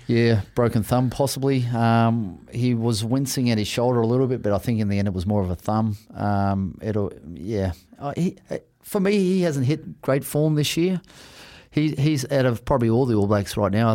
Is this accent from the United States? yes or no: no; Australia; also born or lived in Sydney; I'm an Aussie